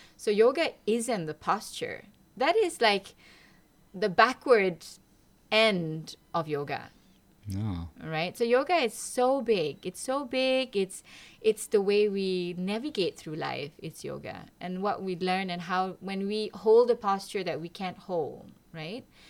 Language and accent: English; Malaysia; moved away as an adult; now in Lund, Sweden; I am from Malaysia. I came here 20 years ago, exactly.